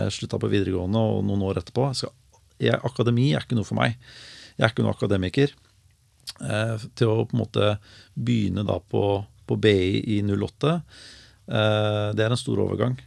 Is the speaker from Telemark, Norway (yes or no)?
no; Larvik, Vestfold, Norway; also born or lived in Oslo / Skien; jeg er født og oppvokst i Larvik